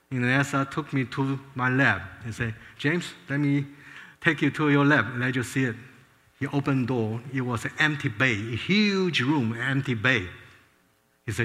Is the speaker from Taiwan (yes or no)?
yes; Taiwan; moved away as an adult; now in United States; I was born in Taiwan. Both my father and mother, my parents fled communist China to Taiwan. And so I was born in Taiwan